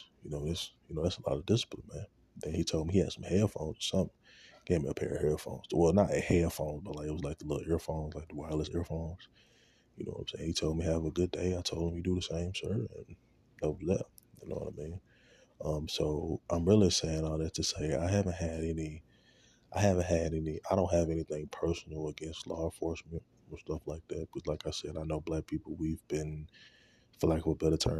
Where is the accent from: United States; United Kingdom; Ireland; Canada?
United States; Shreveport, Louisiana; going back to Shreveport, where I'm from